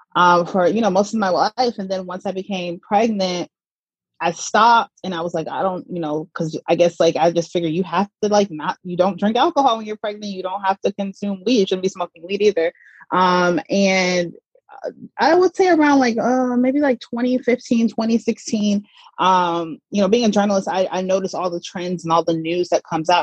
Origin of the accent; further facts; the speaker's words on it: Atlanta, Georgia, United States; moved away as an adult; also born or lived in Mississippi / New York; I was born in Mississippi and I grew up in Atlanta, Georgia